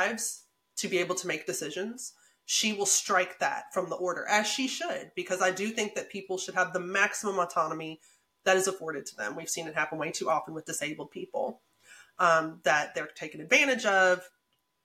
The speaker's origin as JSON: {"language": "English", "town": "Memphis", "region": "Tennessee", "country": "United States", "tie": "born or raised there", "accent": "southern", "moved": "yes", "said": "we're from Memphis, we're from Shelby County"}